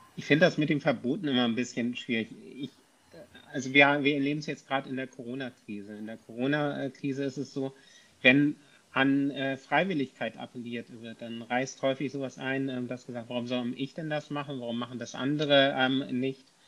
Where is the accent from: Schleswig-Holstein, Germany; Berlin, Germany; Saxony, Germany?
Schleswig-Holstein, Germany; Kiel; ich komme aus Kiel